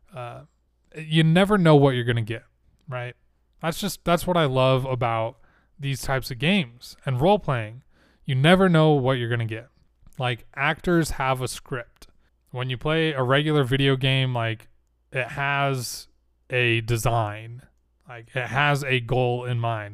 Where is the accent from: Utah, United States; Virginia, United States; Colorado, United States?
Utah, United States; I'm from Utah. I say certain things a certain way. Words like mountain, kitten, latin, we drop that T a lot.